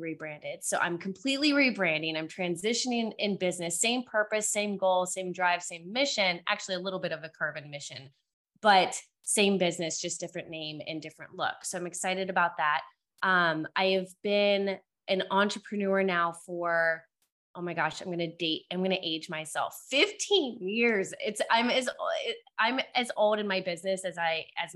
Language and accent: English; Cincinnati, Ohio, United States; now in Dallas, United States; So I currently live in Dallas, Texas. I'm originally from Cincinnati, Ohio